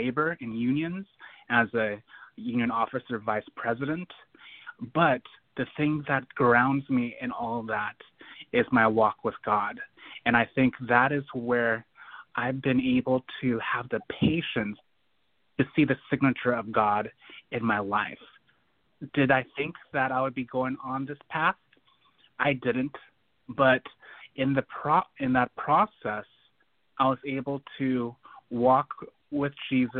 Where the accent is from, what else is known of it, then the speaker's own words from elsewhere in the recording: Portland, Oregon, United States; my hometown, Portland, Oregon, here in the Pacific Northwest